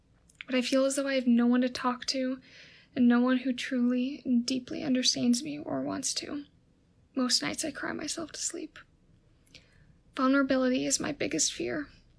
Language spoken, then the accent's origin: English; Illinois, United States; I'm 18 and from Illinois.